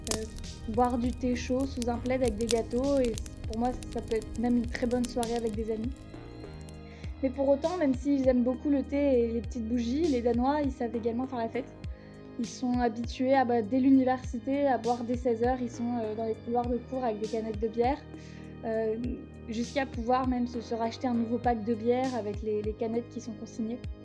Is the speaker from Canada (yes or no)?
no; Paris, Île-de-France, France; moved away as an adult; now in Copenhagen, Denmark; je suis parisienne, j'ai vécu à Paris, j'ai grandi à Paris, j'ai fait mes études à Paris